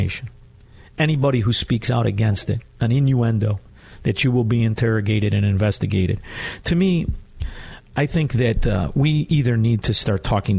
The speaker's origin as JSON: {"language": "English", "town": "Chicago", "region": "Illinois", "country": "United States", "moved": "yes", "lives_now": "Naples, United States", "said": "I'm from Chicago."}